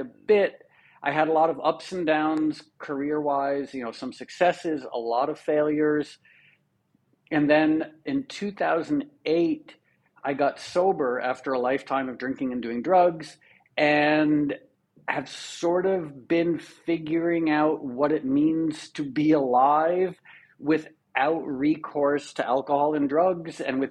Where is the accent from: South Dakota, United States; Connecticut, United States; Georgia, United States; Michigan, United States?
Connecticut, United States; Darien; also born or lived in New York; I grew up poor white trash in Darien, Connecticut